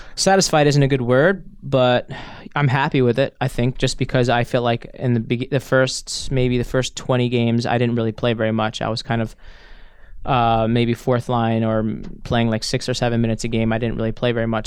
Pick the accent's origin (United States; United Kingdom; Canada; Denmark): United States; New York; moved away as an adult; now in Örebro, Sweden; I was born in New York, but I was raised in Chinatown, Manhattan, growing up when I was a child.